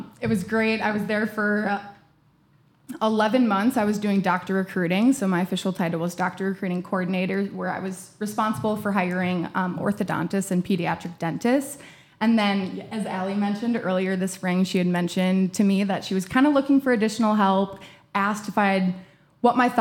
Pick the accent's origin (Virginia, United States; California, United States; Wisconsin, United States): Wisconsin, United States; Wausau; moved away as an adult; also born or lived in Eau Claire, Wisconsin; I'm originally from Wausau, Wisconsin, smack dab right in the middle of the state